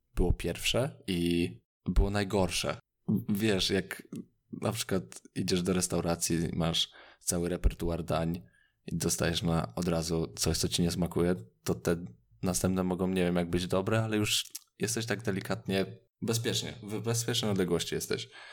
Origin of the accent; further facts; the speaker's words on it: Radom, Masovian Voivodeship, Poland; Ja z Radomia